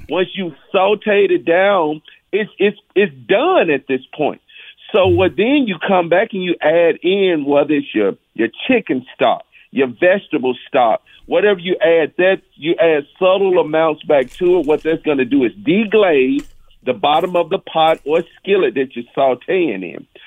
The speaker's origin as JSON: {"language": "English", "region": "Mississippi", "country": "United States", "tie": "born or raised there", "said": "my culinary journey of growing up in Mississippi"}